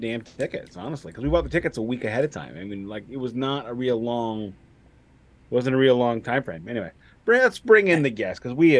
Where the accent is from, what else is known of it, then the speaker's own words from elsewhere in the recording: St. Louis, Missouri, United States; my hometown of St. Louis